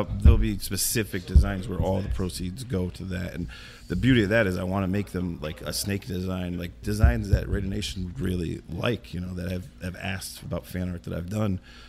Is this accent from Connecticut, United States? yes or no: yes; southwestern Connecticut, United States; I work in New York City. I grew up in southwestern Connecticut.